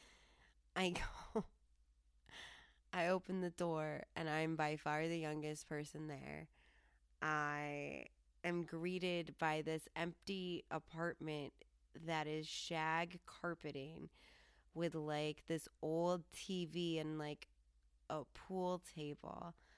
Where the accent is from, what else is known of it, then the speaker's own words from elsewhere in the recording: Colorado, United States; I'm from Colorado